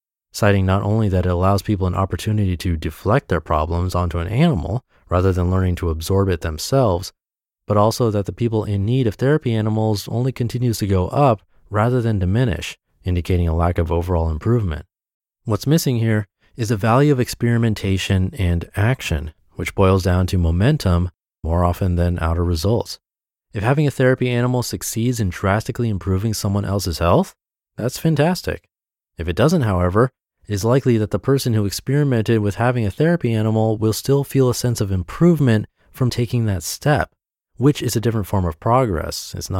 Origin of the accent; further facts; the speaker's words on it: New England, United States; Growing up in New England, it's in my nature to be hard-nosed about these things